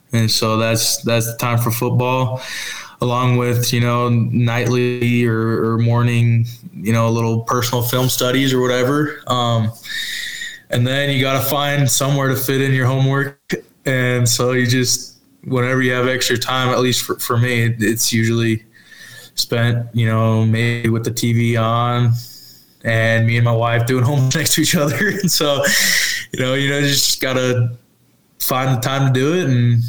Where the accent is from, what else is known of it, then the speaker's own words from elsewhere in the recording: Washington, United States; You know, I'm from Washington when I was growing up, and so, you know, always like rooting for them.